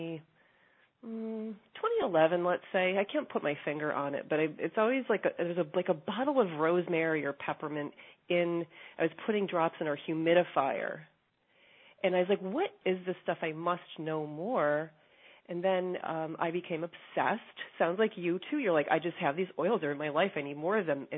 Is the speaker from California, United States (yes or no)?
no; Hudson Valley, New York, United States; now in New York City, United States; I grew up outside in the Hudson Valley of New York